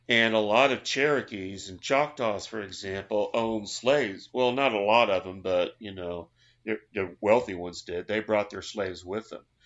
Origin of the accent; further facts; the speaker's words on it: Oklahoma, United States; I'm from Oklahoma